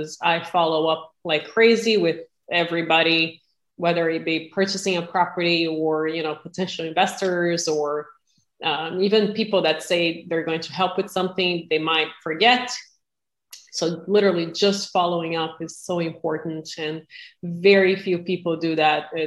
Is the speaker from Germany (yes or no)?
no; Brazil; moved away as an adult; now in United States; I'm originally from Brazil and was blessed enough to come to the U.S. when I was 18, 20 years ago